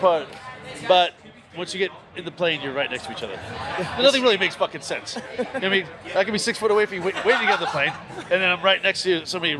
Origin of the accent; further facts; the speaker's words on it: Sheffield, Yorkshire and the Humber, United Kingdom; moved away; I'm originally from Sheffield